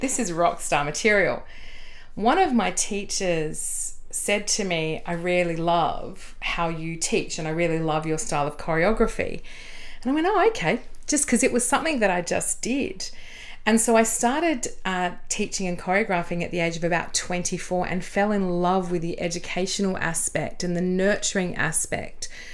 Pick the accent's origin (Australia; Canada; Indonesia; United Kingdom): Australia; Adelaide, South Australia; moved away as an adult; also born or lived in Sydney; Would you believe Adelaide?